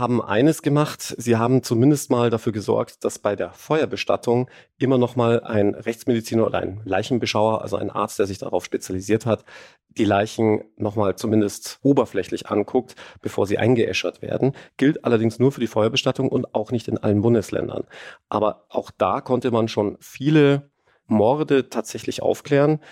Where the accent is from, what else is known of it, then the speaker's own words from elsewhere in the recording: Germany; ich als Deutscher